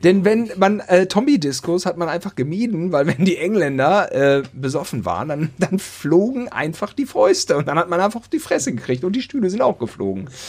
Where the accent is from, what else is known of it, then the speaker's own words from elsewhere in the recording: West Germany, Germany; now in Berlin, Germany; als Wessi